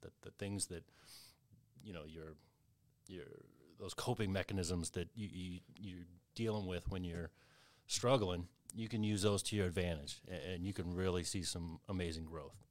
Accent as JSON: {"language": "English", "region": "Kentucky", "country": "United States", "tie": "born or raised there", "moved": "yes", "said": "I grew up in Kentucky"}